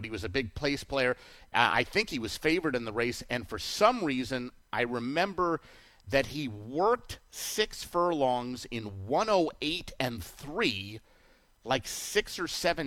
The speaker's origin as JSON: {"language": "English", "region": "Southern California", "country": "United States", "tie": "born or raised there", "said": "growing up in Southern California"}